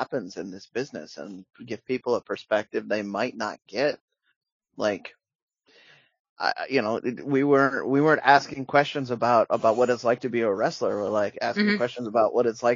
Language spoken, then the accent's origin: English; Pacific Northwest, United States; I'm from the Pacific Northwest